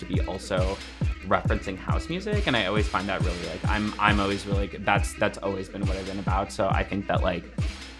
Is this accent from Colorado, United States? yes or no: no; Florida, United States; moved away; also born or lived in Belize; I'm from Florida